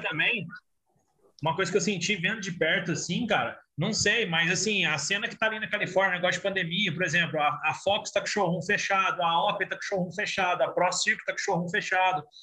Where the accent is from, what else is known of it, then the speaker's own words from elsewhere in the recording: Brazil; eu sou do Brasil